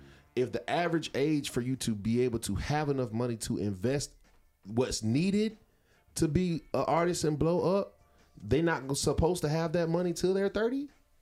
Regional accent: Texas, United States; Bitch, I'm from Texas.

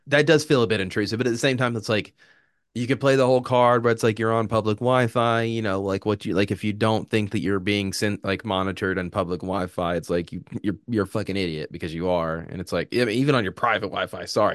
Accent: United States

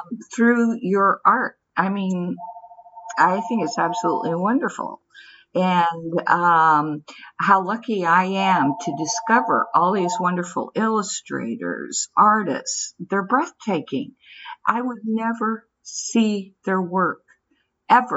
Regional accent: San Francisco, California, United States; I grew up in San Francisco

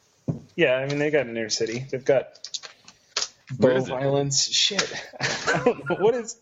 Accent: Sandusky, Ohio, United States; I grew up in Sandusky.

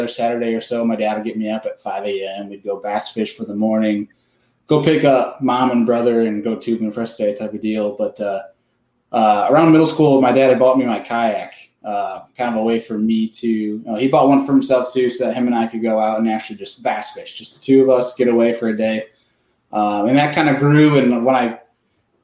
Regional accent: near Rochester, New York, United States; I grew up no one's gonna know the town name, but for one that people might know is it's Rochester, New York

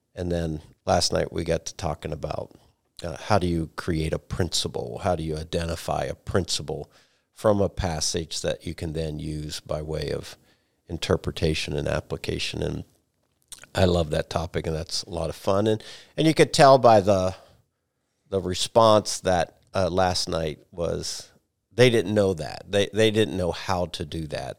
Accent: United States; as an American

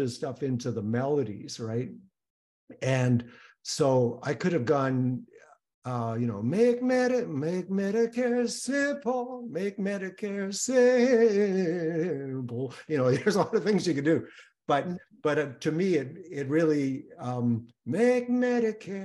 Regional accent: Canada; I'm Canadian

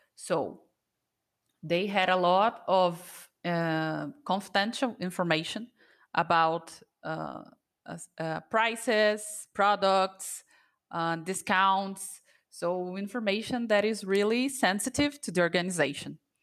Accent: Brazil; I'm from Brazil, and I'm a jail coach here

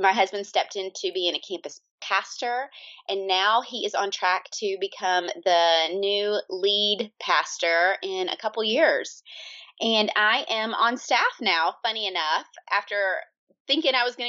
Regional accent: Georgia, United States; moved away as an adult; now in Omaha, United States; We are originally from Georgia. That's where I grew up

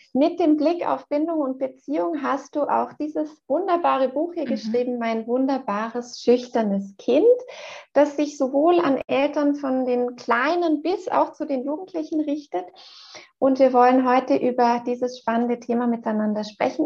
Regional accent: Switzerland; bei uns in der Schweiz gehört der Kindergarten ja schon zur obligatorischen äh, Schulzeit

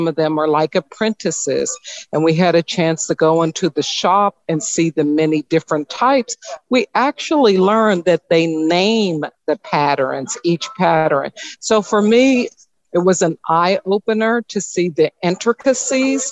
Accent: Chicago, Illinois, United States; Chicago, Illinois

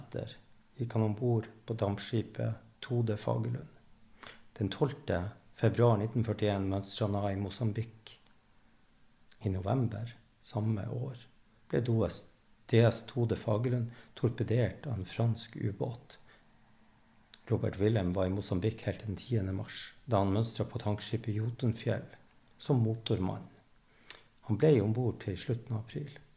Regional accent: Evenes, Nordland, Norway; jeg er fra Evenes

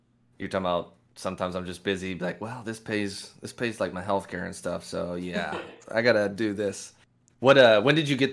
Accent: Lexington, Kentucky, United States; I grew up in Lexington and follow Kentucky sports

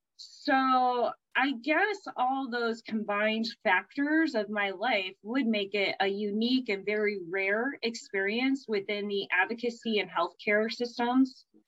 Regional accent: Berea, Ohio, United States; also born or lived in Cleveland, Ohio; I hail out of uh, Cleveland, Ohio. I grew up in a suburb called Berea

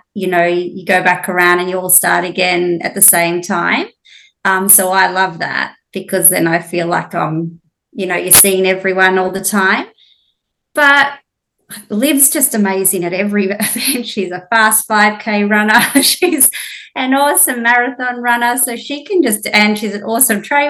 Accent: Melbourne, Victoria, Australia; also born or lived in Hamilton Island; now in Whitsundays, Australia; I did little athletics as a kid growing up in Melbourne

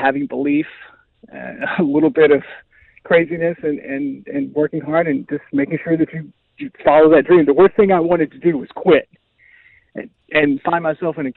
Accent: North Carolina, United States; I grew up in North Carolina

